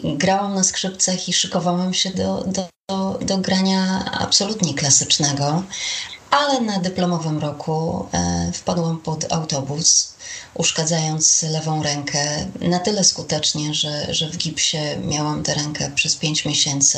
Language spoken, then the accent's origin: Polish; Olsztyn, Warmian-Masurian Voivodeship, Poland; Pracowałam w radiu olsztyńskim, skąd pochodzę